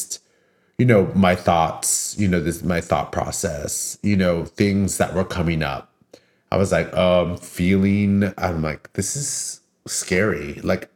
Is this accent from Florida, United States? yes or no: no; Daly City, California, United States; from the Bay Area originally, I grew up in Daly City, which is the first city south of San Francisco